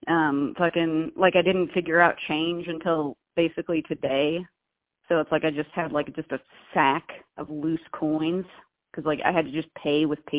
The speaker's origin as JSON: {"language": "English", "region": "California", "country": "United States", "said": "I'm Californian, dude. I'm basically from Mexico."}